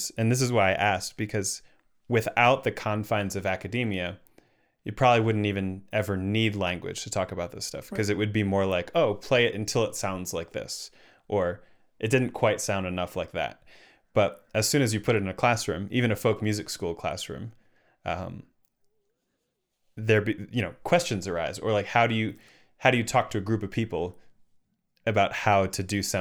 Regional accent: United States; also born or lived in Chicago; I've only ever lived here

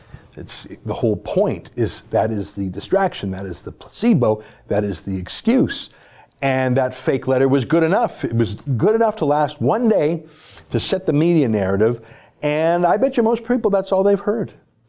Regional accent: Canada

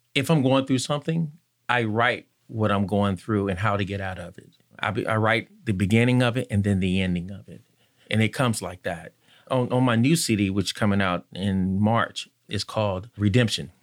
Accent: Conway, North Carolina, United States; now in Richmond, United States; I'm from Conway, North Carolina, and I guess they called it the cotton fields

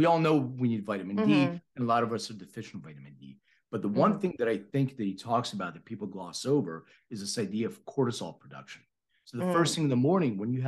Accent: Philadelphia, Pennsylvania, United States; moved away as an adult; now in Los Angeles, United States; I'm from Philly. I live in LA for the last 15 years.

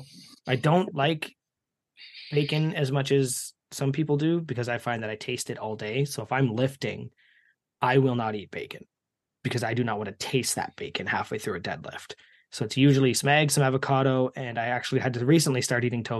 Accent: Canada; Being Canadian

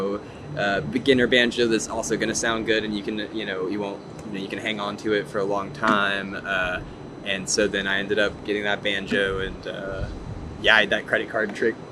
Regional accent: Houston, Texas, United States; moved away; I'm from Houston originally

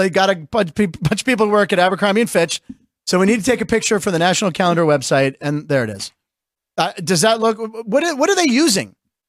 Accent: Pittsburgh, Pennsylvania, United States; born or raised there; now in Las Vegas, United States

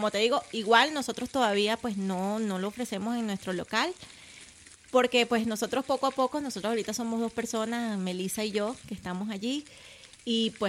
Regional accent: Santo Domingo, Heredia, Costa Rica; Yo soy de Santo Domingo de Heredia y ahí hay pocos, pero sí han ido.

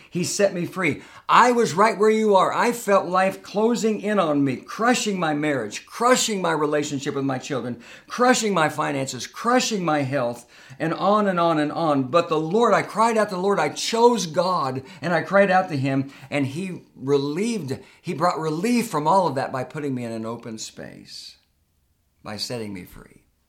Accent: Tulsa, Oklahoma, United States; moved away as an adult; I love the little church that I grew up in in Tulsa, Oklahoma

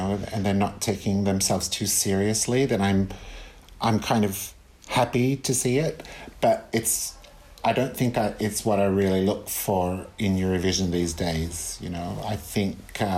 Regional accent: Australia; now in Italy; as an Australian

